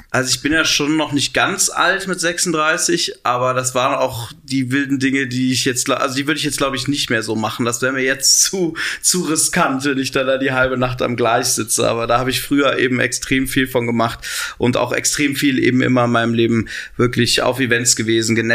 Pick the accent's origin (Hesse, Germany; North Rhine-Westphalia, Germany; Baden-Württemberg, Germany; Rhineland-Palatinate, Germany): North Rhine-Westphalia, Germany; Cologne; born or raised there; moved away as an adult; also born or lived in Bergisch Gladbach; now in Berlin, Germany